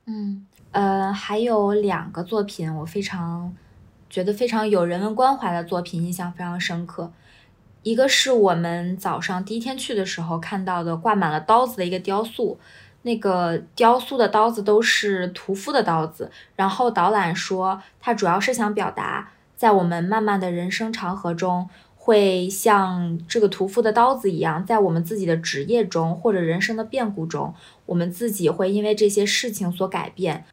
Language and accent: Chinese; China; 我们中国人